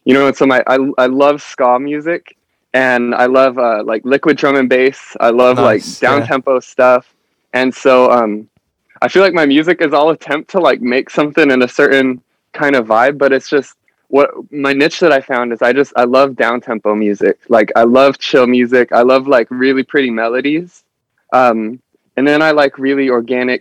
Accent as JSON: {"language": "English", "region": "Nebraska", "country": "United States", "tie": "born or raised there", "moved": "as an adult", "lives_now": "Huntington Beach, United States", "said": "I'm from Nebraska. So like growing up in the cornfields"}